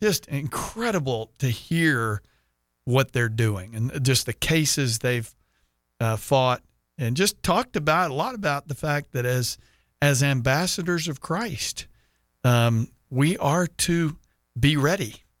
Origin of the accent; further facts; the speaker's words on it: Sugar Land, Texas, United States; moved away; I'm from Sugar Land.